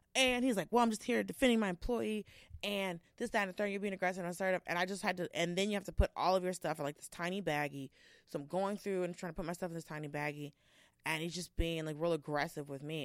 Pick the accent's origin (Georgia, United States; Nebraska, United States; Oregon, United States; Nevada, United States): Georgia, United States; I'm from Georgia